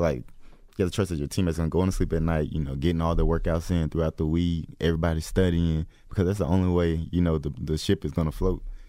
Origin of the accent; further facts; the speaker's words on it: Atlanta, Georgia, United States; Atlanta, Georgia